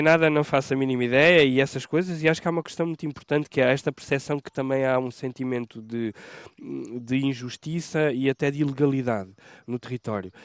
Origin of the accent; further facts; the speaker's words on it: Portugal; eu sou nascido e criado em Santo Eutónio